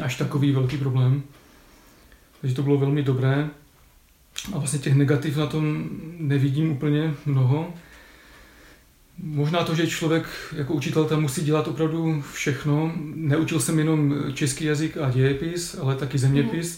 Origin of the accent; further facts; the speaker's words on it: Ostrava, Moravian-Silesian Region, Czechia; also born or lived in Sopotnice; jsem z Ostravy, tak dojížděl jsem z domu tady na fakultu